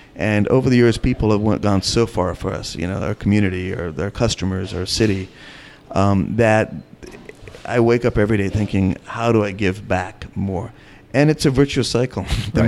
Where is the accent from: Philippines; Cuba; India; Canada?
India; also born or lived in North Carolina; now in American South, United States; I'm from India and I happen to live in the South